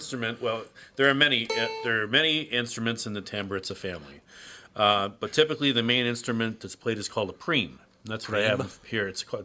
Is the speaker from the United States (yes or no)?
yes; United States; I'm American first. I wasn't born there.